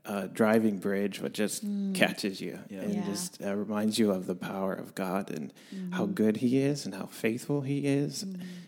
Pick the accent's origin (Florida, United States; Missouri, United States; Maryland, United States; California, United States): Missouri, United States; Southeast; also born or lived in St. Louis, Missouri; I was born in St. Louis and actually raised the majority of my life in Southeast Missouri.